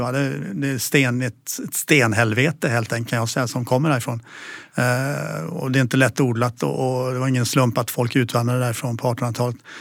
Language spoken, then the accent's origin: Swedish; Kalmar, Kalmar County, Sweden; jag är uppväxt i Kalmar